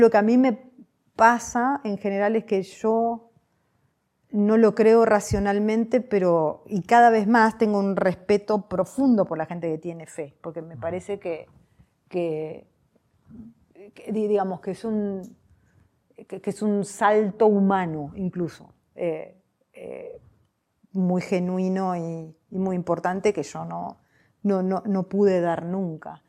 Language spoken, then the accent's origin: Spanish; Argentina; mi país